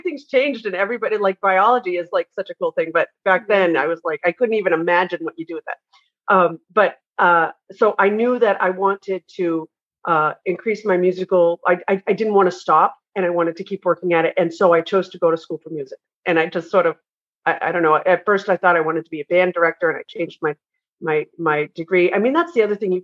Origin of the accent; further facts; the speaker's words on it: New England, United States; I'm from New England